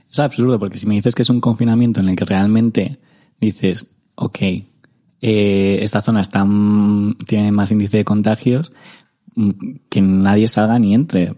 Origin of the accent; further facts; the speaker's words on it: Madrid, Community of Madrid, Spain; yo soy un madrileño sin barrio porque mis padres eh, están divorciados desde que tengo memoria.